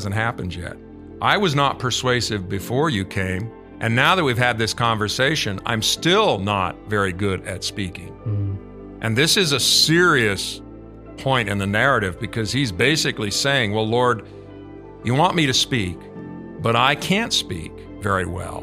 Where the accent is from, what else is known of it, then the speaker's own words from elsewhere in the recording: United States; as an American.